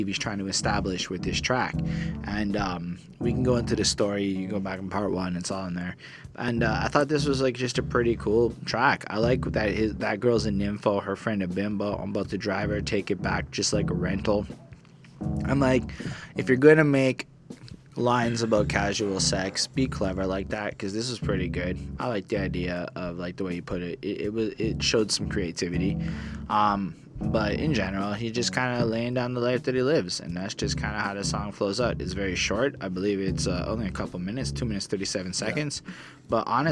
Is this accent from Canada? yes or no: yes; Montreal, Quebec, Canada; we're just people from Montreal